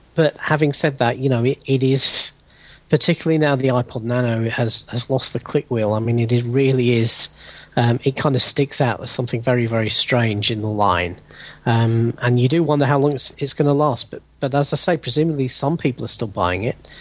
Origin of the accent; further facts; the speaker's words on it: United Kingdom; accent: British; as people you can probably hear from my accent, I'm, I'm British. I'm in the UK